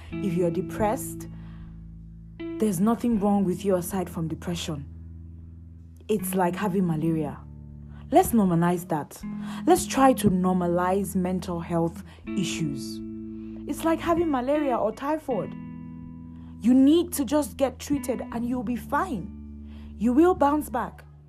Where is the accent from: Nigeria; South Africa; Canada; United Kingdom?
Nigeria; I'm Nigerian.